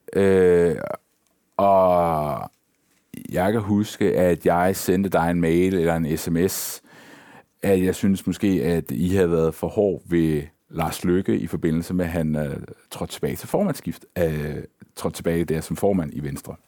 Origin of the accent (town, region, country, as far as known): Denmark